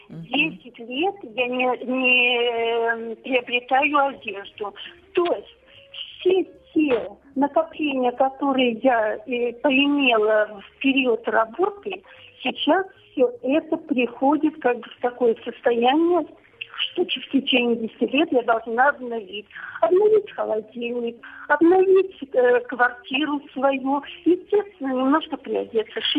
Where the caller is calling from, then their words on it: Volgograd, Volgograd Oblast, Russia; Здравствуйте, я из Волгограда пенсионера, 10 лет я на пенсии.